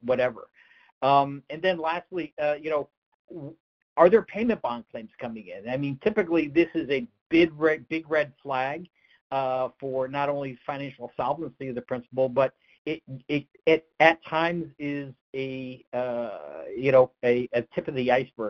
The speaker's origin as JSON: {"language": "English", "region": "Northeast", "country": "United States", "said": "I'm from the Northeast"}